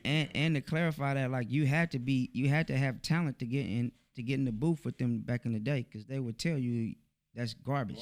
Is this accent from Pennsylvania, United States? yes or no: no; Oakland, California, United States; I'm from Oakland, East Oakland, California.